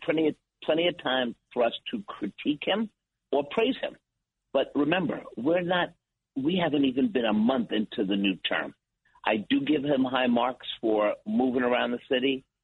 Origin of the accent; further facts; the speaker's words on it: New York City, New York, United States; I'm a kids from New York City growing up in Washington Heights